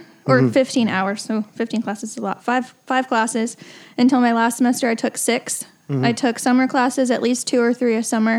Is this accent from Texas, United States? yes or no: yes; Leander, Texas, United States; also born or lived in New Jersey / California; I was born in New Jersey. I lived there for about 8 years, spent a year in California, and I've been in Leander, Texas since I was 10.